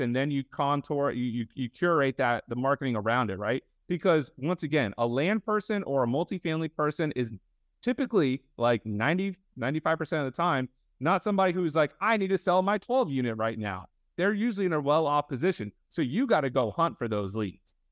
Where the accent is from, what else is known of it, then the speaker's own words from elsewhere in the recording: Fort Lauderdale, Florida, United States; I grew up in Fort Lauderdale, uh, for a majority of my life